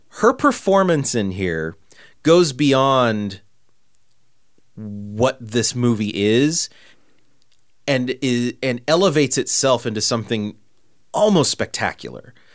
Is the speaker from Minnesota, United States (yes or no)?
no; California, United States; I grew up in Podunk, California, like, you know, little bitty town